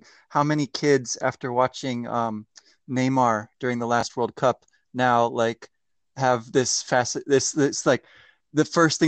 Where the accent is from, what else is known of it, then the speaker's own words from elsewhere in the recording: Maryland, United States; moved away as an adult; also born or lived in Boston / Uruguay; I'm from Maryland